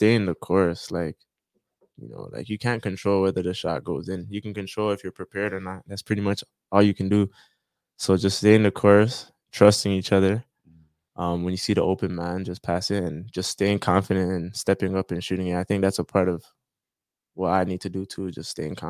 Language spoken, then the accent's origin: English; Jamaica; now in Toronto, Canada; I was about to say, like, I'm Jamaican, so definitely Jamaican food, but I tried it out here.